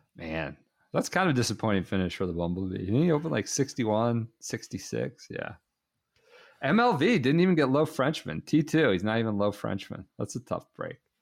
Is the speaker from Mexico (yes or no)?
no; United States; We are of an age, and we're obviously American